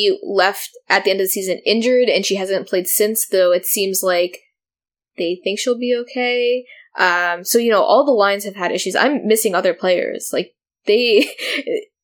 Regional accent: United States; as an American

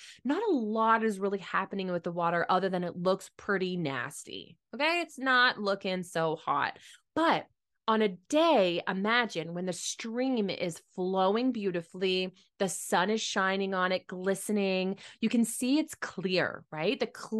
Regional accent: Mitchell, Ontario, Canada; And I grew up in Mitchell, Ontario, and we actually had streams that like went through some of our properties along our house, a part of the Thames River.

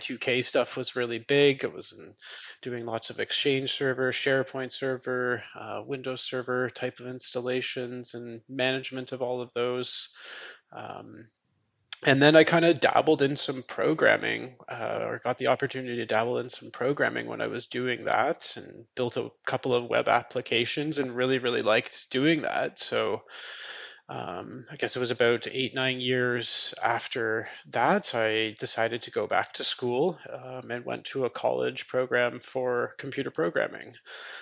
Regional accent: Toronto, Ontario, Canada; moved away as an adult; now in Gatineau, Canada; I'm originally from Toronto, Ontario, Canada, but recently moved over to our Francophone side

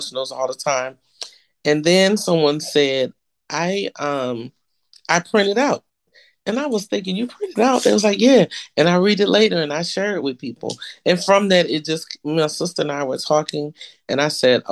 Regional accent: Texas, United States; moved away as an adult; I'm from Texas. I was never coming back to Texas

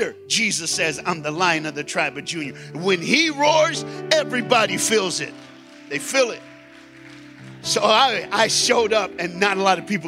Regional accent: Tennessee, United States; I'm from Tennessee

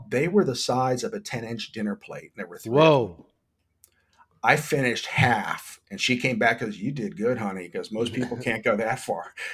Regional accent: New Jersey, United States; now in Florida, United States; I came from the Garden State, from New Jersey, and we had good produce.

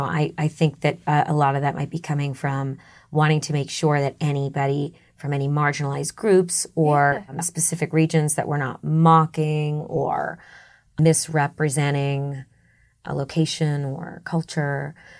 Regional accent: Massachusetts, United States; accent: Boston; I used to have a Boston accent.

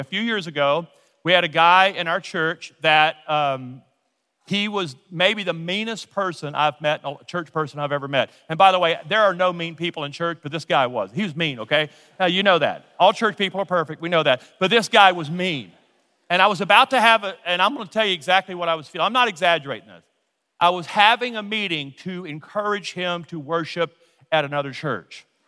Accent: Louisiana, United States; now in Colorado, United States; I'm from Louisiana.

